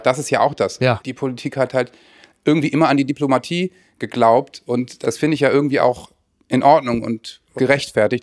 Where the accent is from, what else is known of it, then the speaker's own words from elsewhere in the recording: Northern Germany, Germany; ich als Norddeutscher